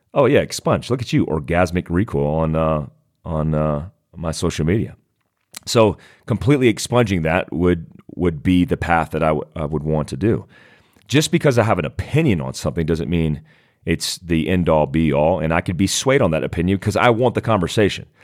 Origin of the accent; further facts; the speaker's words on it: United States; in our country